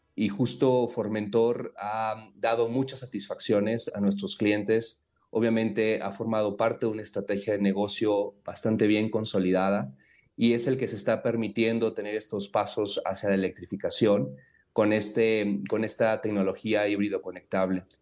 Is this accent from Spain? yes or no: no; Mexico; esta pasión que tenemos como mexicanos